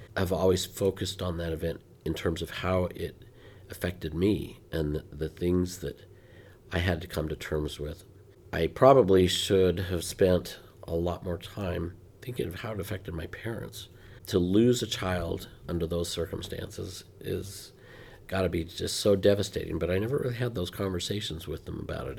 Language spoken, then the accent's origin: English; Ogden, Utah, United States; moved away; I was, uh, born and raised most of the time in Ogden, Utah